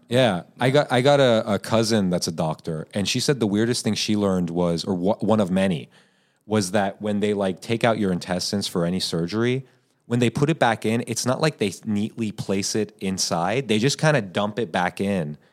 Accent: United States; I was born here, Persian American

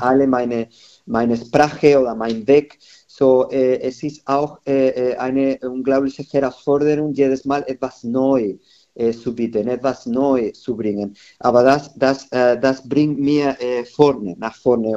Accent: Madrid, Community of Madrid, Spain; German is a second language; moved away as an adult; now in Nuremberg, Germany; in meiner Heimat in Madrid

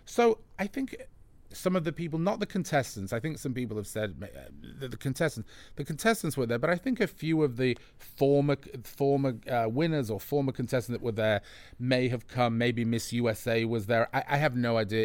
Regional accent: England, United Kingdom; I'm English

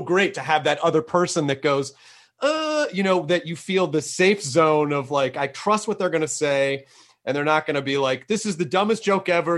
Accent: Tennessee, United States

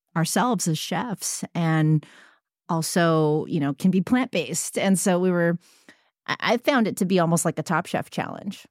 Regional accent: San Francisco, California, United States; I come from San Francisco

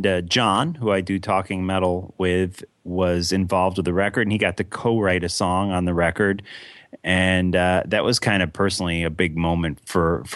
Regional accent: United States; as an American

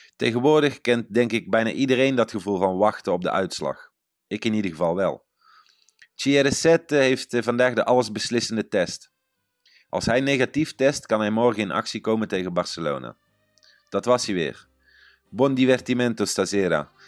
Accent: Netherlands; now in Italy

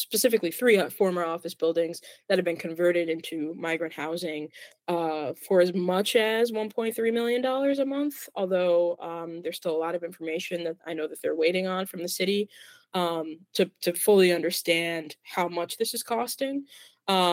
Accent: Plainfield, Illinois, United States; now in Chicago, United States; It's a burb. It's a burb. Plainfield.

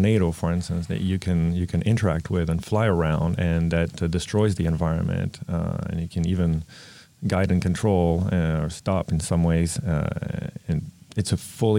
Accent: Paris, Île-de-France, France; moved away as an adult; also born or lived in New York City / Vancouver; in France, I grew up in Paris

